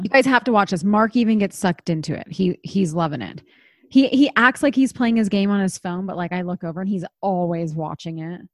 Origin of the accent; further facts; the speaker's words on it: East Coast, United States; moved away; I grew up on the East Coast and that was a big part of my childhood